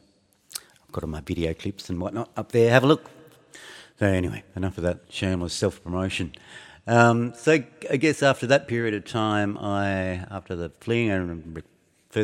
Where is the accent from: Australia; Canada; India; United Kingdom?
Australia; Geelong, Victoria; now in Fremantle, Australia; I left my hometown of Geelong in the 80s